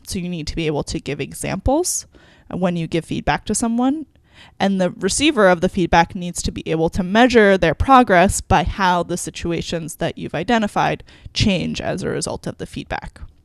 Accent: New York, United States; moved away as an adult; I grew up in New York.

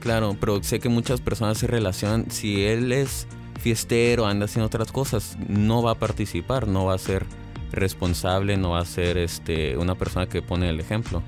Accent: Mexicali, Baja California, Mexico; yo nací aquí en Mexicali, en el 2000, hace ya 20 años

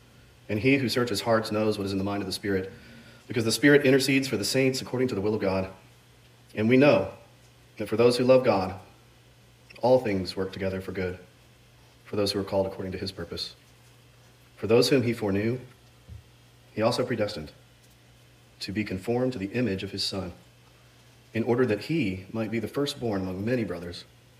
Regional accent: Iran; born there; I was born in Iran, happy face, to a family so wealthy that my grandpa's grandpa was called a king in the history books.

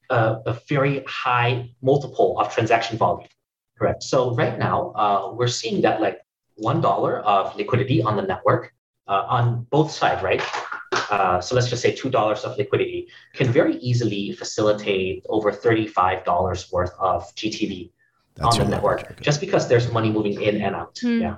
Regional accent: Nanjing, Jiangsu, China; moved away; also born or lived in Hong Kong / Singapore; I'm from China.

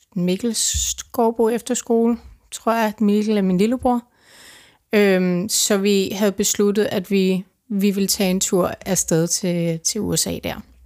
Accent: Denmark; jeg kommer fra Danmark

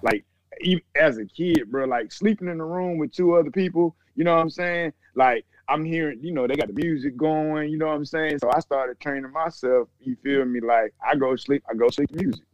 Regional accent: Atlanta, Georgia, United States; I'm from the east side of Atlanta

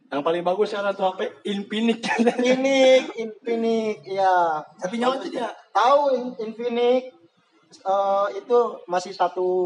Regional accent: Pasir Sukore, Indonesia; di tempat gua lahir di Pasir Sukore itu udah nggak ada lapangan bola

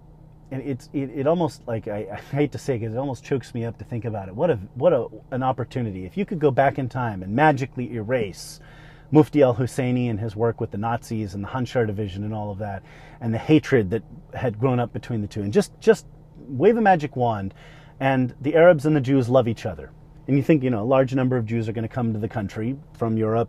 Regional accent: United States; as an American

